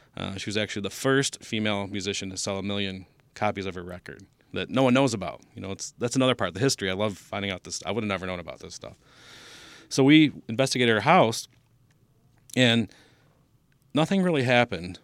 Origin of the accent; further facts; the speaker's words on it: Taylor, Michigan, United States; I grew up in Taylor